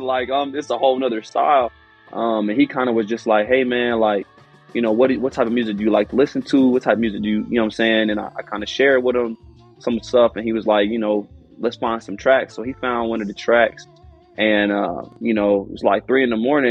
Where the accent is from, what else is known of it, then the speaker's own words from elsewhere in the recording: Houston, Texas, United States; I'm from Houston